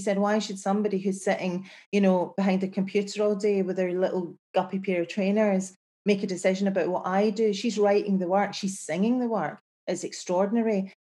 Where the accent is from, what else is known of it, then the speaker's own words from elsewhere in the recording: Glasgow, Scotland, United Kingdom; I'm from Glasgow. You know, that's kind of how I feel in my life. I am from Glasgow. I am from, like, the best city in the world, because you can't kid a kidder in Glasgow.